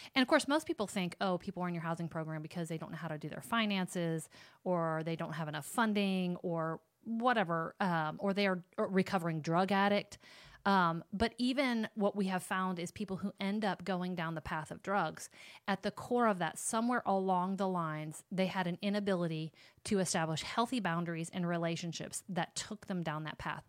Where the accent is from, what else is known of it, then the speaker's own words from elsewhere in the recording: Sterling or Rock Falls, Illinois, United States; my hometown where you would say, like, you're from Sterling or Rock Falls